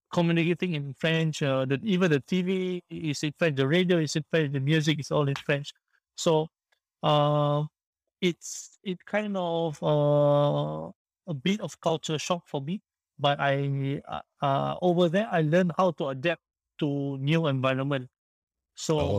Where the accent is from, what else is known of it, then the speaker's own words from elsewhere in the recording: Singapore; also born or lived in France; I came back from France to Singapore. I had to serve my national service for 2 years